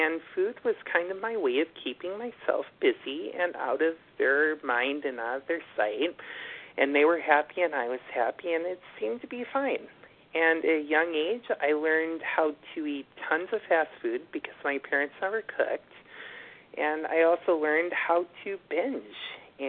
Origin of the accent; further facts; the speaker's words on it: Buffalo, New York, United States; moved away as an adult; now in New York City, United States; And then I moved to New York City from Buffalo in 2011, and I discovered my love of walking